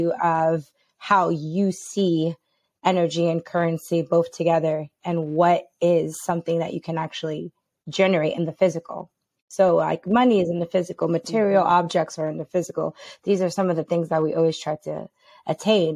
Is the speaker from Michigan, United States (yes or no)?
no; New York City, New York, United States; I am originally from New York, born and raised. I'm from the Bronx.